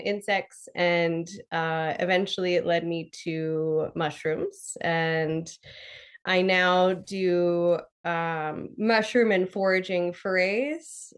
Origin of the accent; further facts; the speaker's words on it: Pennsylvania, United States; I grew up in Pennsylvania